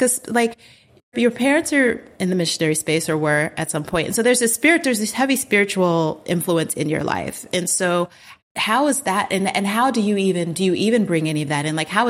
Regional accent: United States; moved away as an adult; also born or lived in Colorado; now in Ghana; funerals are huge in Ghana. It's a huge part of like our everything. And so growing up in the States, I didn't understand that until before I moved here

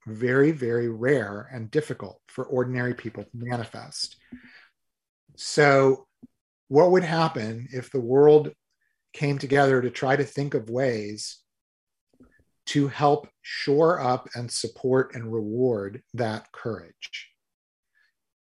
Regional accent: United States; being an American visitor

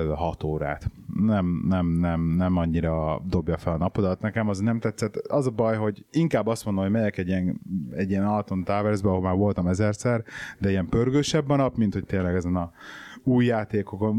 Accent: Hungary; moved away

